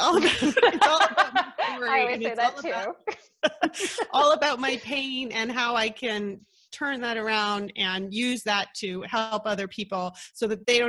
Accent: Ottawa, Ontario, Canada; also born or lived in Lima, Peru; I was born in Peru. I've got family in Peru. I was mostly raised in Ottawa, Canada

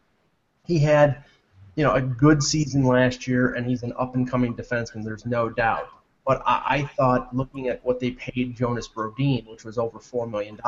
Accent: Cheektowaga, New York, United States; in my hometown, the Chickawaga Central High School

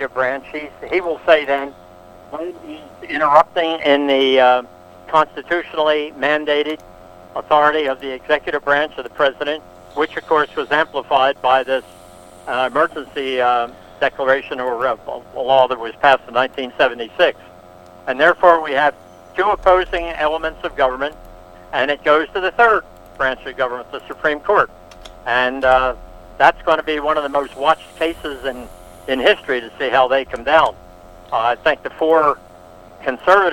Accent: Philadelphia, Pennsylvania, United States; I'm from Philadelphia

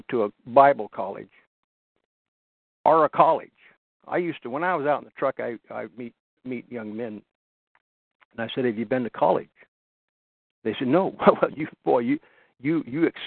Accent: Washington, United States; I was raised in Washington

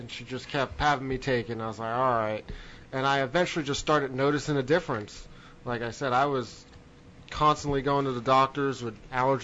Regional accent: New Jersey, United States; moved away; I grew up on the East Coast in New Jersey

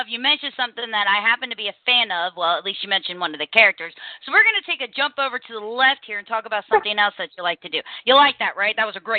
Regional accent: Cincinnati, Ohio, United States; the greater Cincinnati area, my hometown

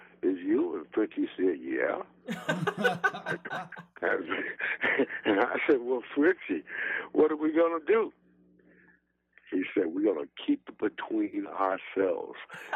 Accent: Detroit, Michigan, United States; I grew up in Black Bottom in Detroit, Michigan

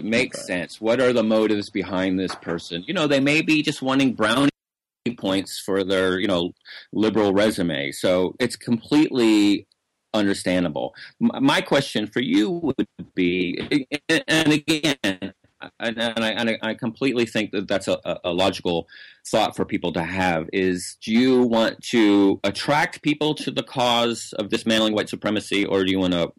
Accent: the South, United States; including the people that I grew up in the South, have this sort of guilt associated with slavery and oppression

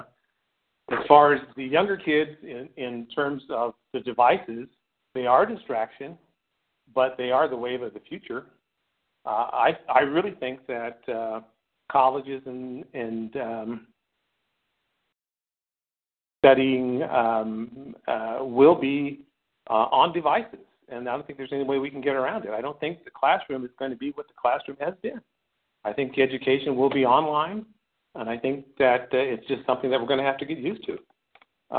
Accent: Oakland, California, United States; now in Sacramento, United States; I am originally from Oakland. I grew up there, went to school there, went to Cal State Hayward

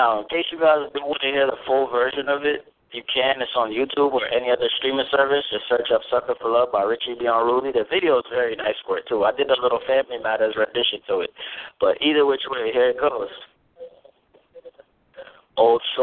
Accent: New York, United States; also born or lived in Jamaica; now in Ohio, United States; I grew up in New York

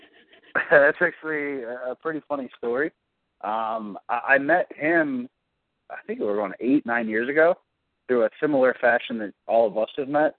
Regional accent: Cleveland, Ohio, United States; I'm from Cleveland

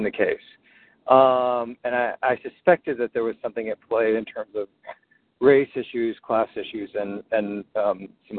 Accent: Birmingham, Alabama, United States; now in New York, United States; So I am actually originally from Birmingham, Alabama, but have lived in New York off and on for about 20 years.

